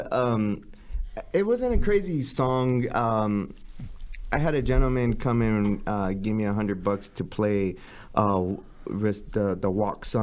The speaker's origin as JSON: {"language": "English", "town": "Los Angeles", "region": "California", "country": "United States", "tie": "born or raised there", "said": "I grew up in East"}